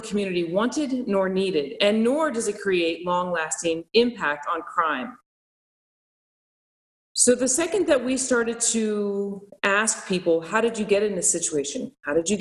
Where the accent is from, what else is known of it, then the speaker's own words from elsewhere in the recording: Albuquerque, New Mexico, United States; now in Las Vegas, United States; I grew up in Albuquerque, New Mexico, where the majority of us were Hispanic in my neighborhood. We spoke Spanish